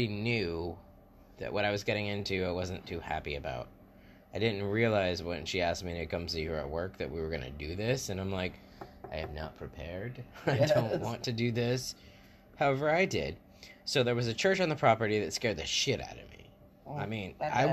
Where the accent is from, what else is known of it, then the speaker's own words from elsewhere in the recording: West Palm Beach, Florida, United States; my hometown, where I was born and raised most of the time